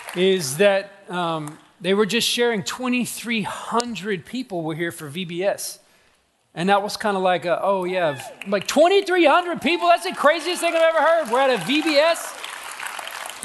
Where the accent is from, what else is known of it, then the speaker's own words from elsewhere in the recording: Atlanta, Georgia, United States; I'm from Atlanta, Georgia